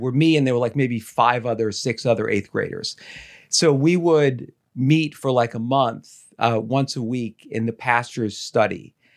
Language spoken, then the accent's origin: English; Dumont, New Jersey, United States; I grew up in Dumont